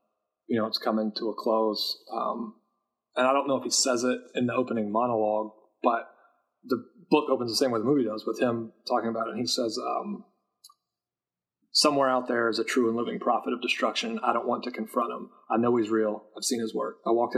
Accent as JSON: {"language": "English", "region": "Appalachia", "country": "United States", "tie": "born or raised there", "said": "I was in the military. I was stationed in Alaska. I grew up in Appalachia."}